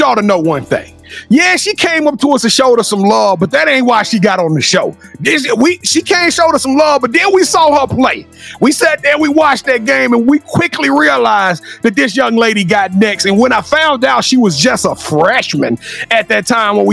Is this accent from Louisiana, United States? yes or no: yes; Louisiana, United States; I'm from Louisiana.